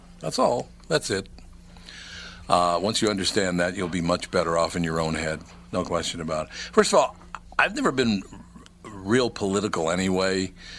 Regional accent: Minneapolis, Minnesota, United States; When I grew up in North Minneapolis, since I was a little kid, I've been hearing how they're going to come in there and they're going to repair everything

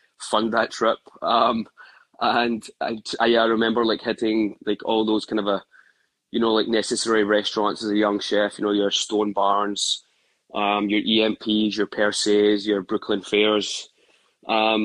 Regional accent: Glasgow, Scotland, United Kingdom; moved away as an adult; also born or lived in Australia; now in New York, United States; growing up in Glasgow

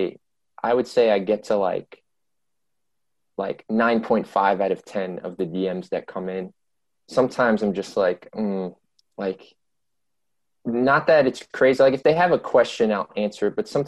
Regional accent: New York, United States; But yeah, just growing up as a New Yorker.

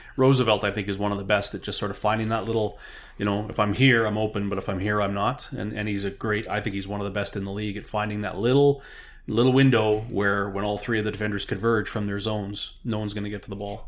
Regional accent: Winnipeg, Manitoba, Canada; now in Regina, Canada; longtime season ticket holder growing up on the East Side Zoo in the old Winnipeg Stadium

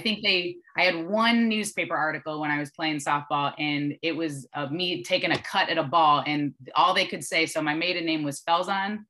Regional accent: Dearborn Heights, Michigan, United States; moved away as an adult; now in Texas, United States; I was the kid from the Heights

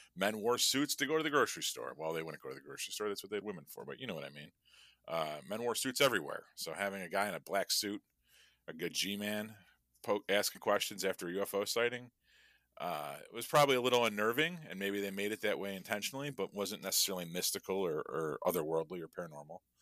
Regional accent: Chicago, Illinois, United States; I'm from Chicago

